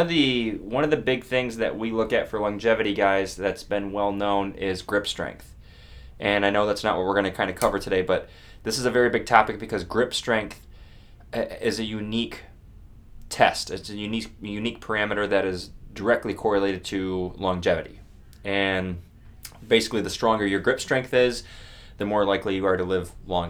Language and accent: English; Buffalo, New York, United States; I'm from Buffalo